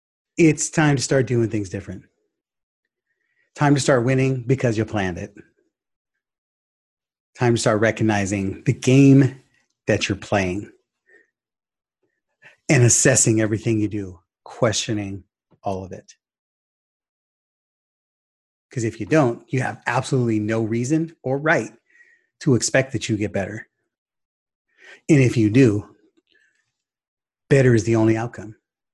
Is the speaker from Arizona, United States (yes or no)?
no; Sacramento, California, United States; or basketball player growing up in Sacramento market, Arco Arena was where it's at.